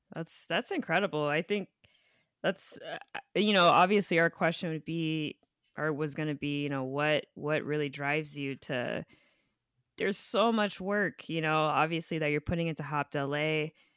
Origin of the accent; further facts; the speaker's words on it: Inland Empire, California, United States; moved away as an adult; now in Los Angeles, United States; I moved here after I graduated from college, but I, I grew up in the Inland Empire